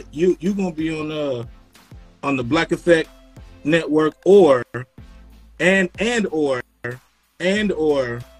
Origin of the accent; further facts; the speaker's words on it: Florida, United States; also born or lived in Rochester, New York; from I'm from Florida. Yeah. Um, and yeah. And upstate New York from uh, from from from Rochester, right?